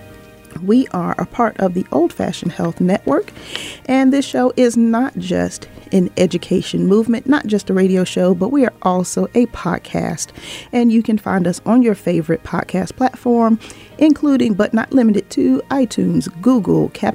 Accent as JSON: {"language": "English", "town": "Norfolk", "region": "Virginia", "country": "United States", "tie": "born or raised there", "said": "family in my hometown, Norfolk, Virginia"}